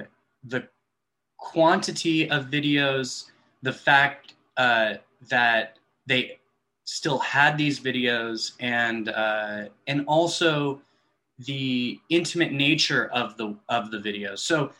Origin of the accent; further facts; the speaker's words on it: Los Angeles, California, United States; my hometown, which is Los Angeles.